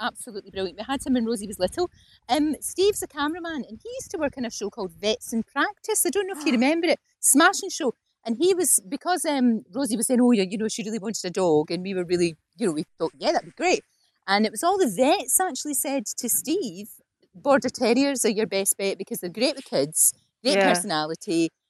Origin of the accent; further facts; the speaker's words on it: Glasgow, Scotland, United Kingdom; moved away as an adult; now in England; I grew up in the Gorbals, actually. So we had a wee one, now it'd be called a bijou studio flat, but it was actually called a single end. It was just one room for me and my mum and dad.